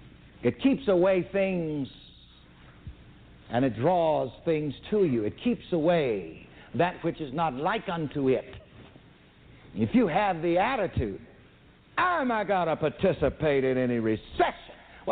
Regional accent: the South, United States; I was born and raised in the South, and we used to play some little ring games.

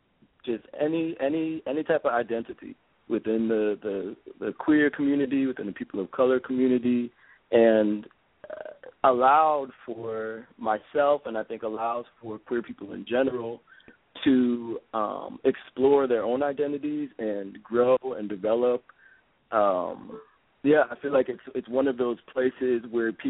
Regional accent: Lowell, Massachusetts, United States; now in Oakland, United States; I was born and raised in the North Shore of Boston, born in a small town called Lowell, Massachusetts

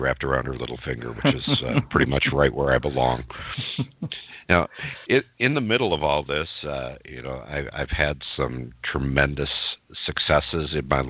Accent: Burlington, Wisconsin, United States; I'm a Midwestern guy. I grew up in Burlington, Wisconsin, which is where I live today.

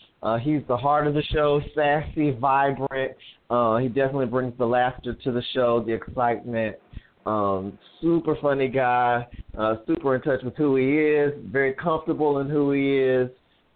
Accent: North Carolina, United States; now in Washington, D.C., United States; I'm originally from North Carolina, but I live in D.C.

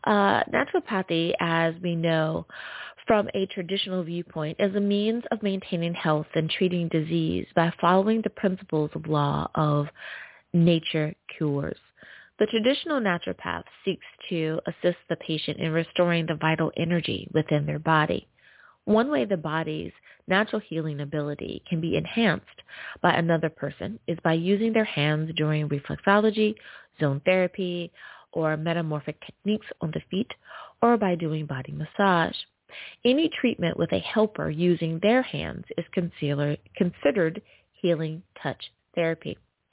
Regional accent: United States; Coming in the number one spot is my home country. Woohoo! Good old US of A.

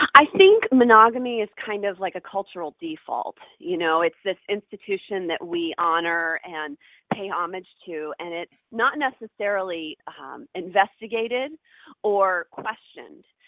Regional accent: Ohio, United States; moved away as an adult; also born or lived in New York; I grew up in Ohio, which is like, you know, cornfields and cows

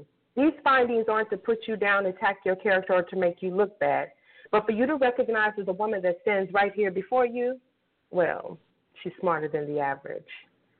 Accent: Kansas City, Kansas, United States; Okay, so I am originally from Kansas City, Kansas. I know a lot of y'all out there think I'm from Chicago or Las Vegas or California, but I am from Kansas City, Kansas, and I am proud of that.

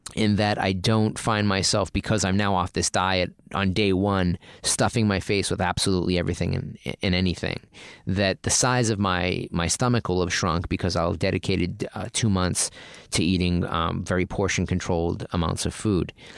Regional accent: Boston, Massachusetts, United States; now in California, United States; I grew up in Boston

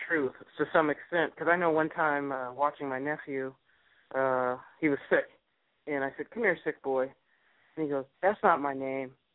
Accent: Sacramento, California, United States; I'm from Sacramento.

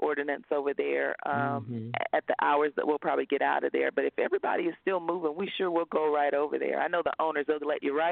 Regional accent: North Carolina, United States; moved away; I grew up in North Carolina

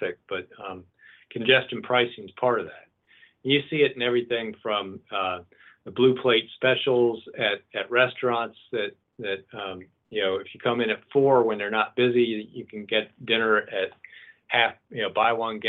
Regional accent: East Coast, United States; now in Lane County, Oregon, United States; I'm from the East Coast, and I grew up with toll roads

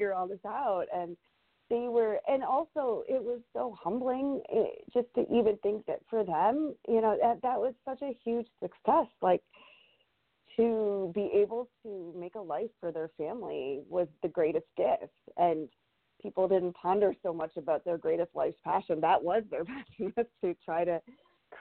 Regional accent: Michigan, United States; moved away as an adult; also born or lived in India / Chicago, Illinois; now in Atlanta, United States; growing up in Michigan

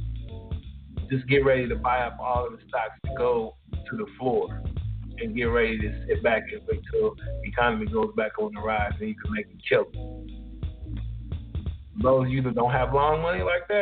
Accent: Ohio, United States; born or raised there

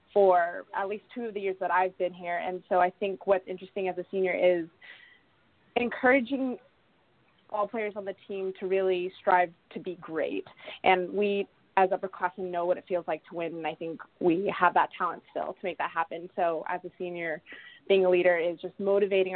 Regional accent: Southern California, United States; moved away as an adult; now in Lacey, United States; I'm obviously from Southern California

